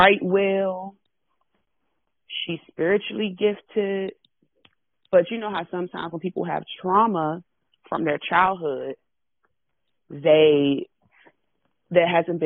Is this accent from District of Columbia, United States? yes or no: yes; Washington, District of Columbia, United States; I am born and raised in Washington. Born and raised in Washington, D.C.